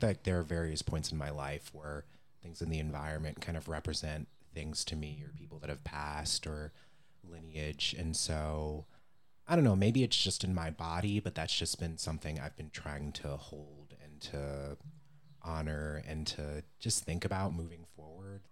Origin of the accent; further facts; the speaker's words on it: Cleveland, Ohio, United States; growing up in Cleveland